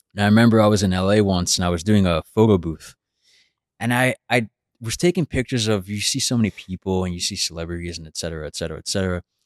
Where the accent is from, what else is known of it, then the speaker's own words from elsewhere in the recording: New York City, New York, United States; growing up in Brooklyn.